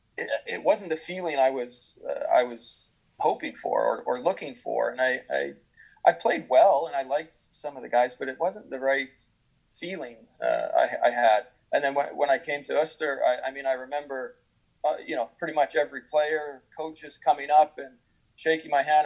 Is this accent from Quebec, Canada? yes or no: no; Victoria, British Columbia, Canada; moved away as an adult; also born or lived in Växjö, Sweden; now in Duncan, Canada; I, I, was born and raised in Victoria